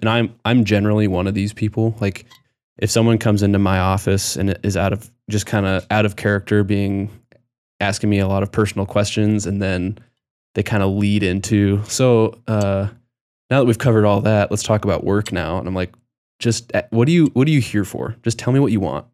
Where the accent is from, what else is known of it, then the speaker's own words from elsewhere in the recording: Nebraska, United States; also born or lived in Colorado; my sister and I, when we moved to Nebraska when we were really young, I, I was going into, like, second grade